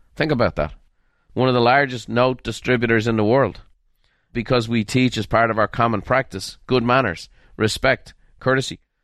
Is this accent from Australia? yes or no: no; Ireland; I was raised in Ireland